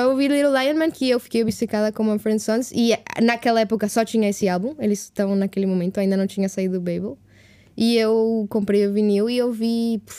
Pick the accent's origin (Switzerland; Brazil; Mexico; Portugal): Mexico; Portuguese is a second language; de onde eu cresci no México é super, tipo, influência americana, super...